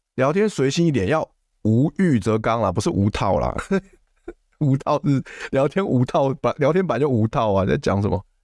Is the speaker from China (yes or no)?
no; Taipei, Taiwan; 因为我是住台，我是台北人嘛